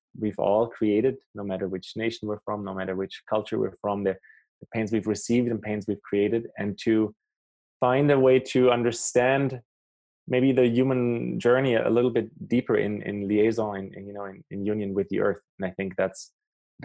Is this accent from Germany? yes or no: yes; Germany; also born or lived in South America; now in Canada; I grew up in Germany. I live in Canada for a few years